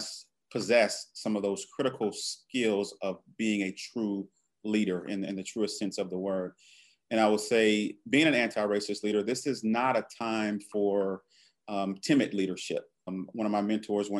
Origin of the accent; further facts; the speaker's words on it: Alabama, United States; I'm from Alabama